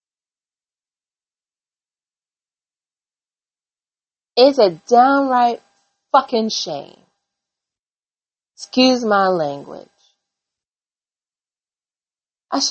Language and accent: English; United States; as an American